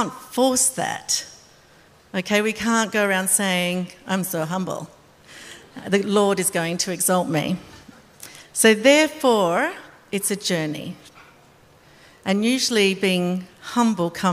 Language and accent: English; Australia; I'm Australian.